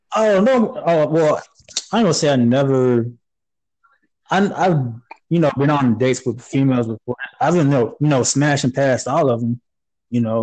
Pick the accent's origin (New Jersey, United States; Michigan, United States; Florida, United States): Florida, United States; Panama City; moved away as an adult; also born or lived in Fort Lauderdale, Florida; I'm originally from Panama City